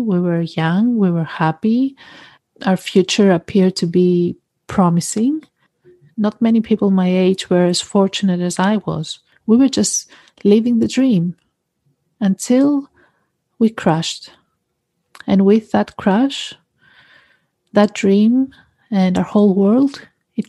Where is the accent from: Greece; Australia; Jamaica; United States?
Greece; also born or lived in United Kingdom; I was born in the UK, but I was raised in Greece